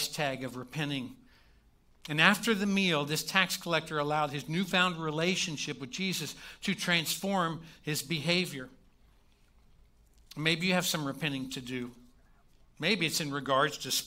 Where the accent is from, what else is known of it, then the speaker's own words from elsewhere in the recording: Kentucky, United States; I'm from Kentucky